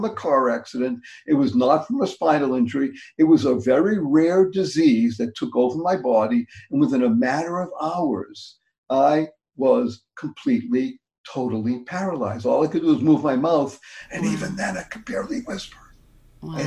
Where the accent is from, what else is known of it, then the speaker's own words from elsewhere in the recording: Boston, Massachusetts, United States; also born or lived in Amsterdam; I came back to my hometown, which is Boston